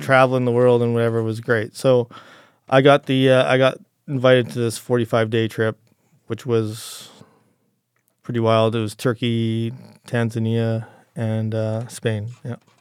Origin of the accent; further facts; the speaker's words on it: Calgary, Alberta, Canada; I was actually, uh, uh, born and raised in Calgary as a, a kind of a city kid